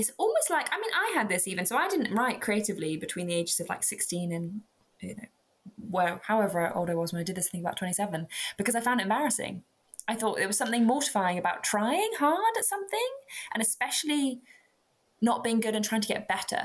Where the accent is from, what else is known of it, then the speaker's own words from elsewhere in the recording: Dorset, South West England, United Kingdom; I'm from Dorset